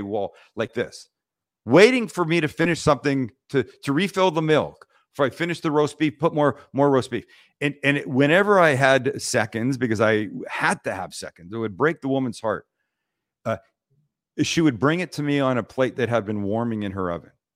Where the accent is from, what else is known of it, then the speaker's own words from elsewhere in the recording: Vancouver, British Columbia, Canada; we're from Vancouver, Canada